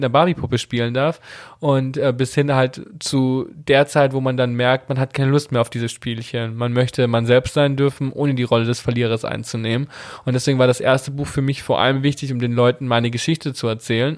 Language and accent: German; Italy; wir sind Italiener, wir kommen aus einem konservativen katholischen Elternhaus